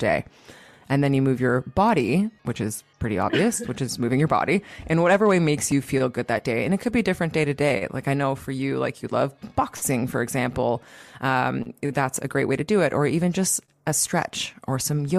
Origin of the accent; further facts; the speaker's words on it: Toronto, Ontario, Canada; now in Greece; right now I'm living in Greece, and I'm from Toronto